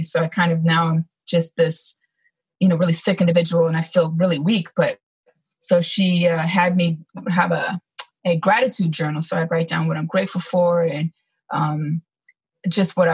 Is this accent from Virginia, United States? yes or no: no; California, United States; moved away as an adult; also born or lived in Georgia; I didn't grow up in Georgia. I grew up in California, but I ended up in the Georgia area because I was stationed at Fort Stewart, which is in Hinesville, Georgia.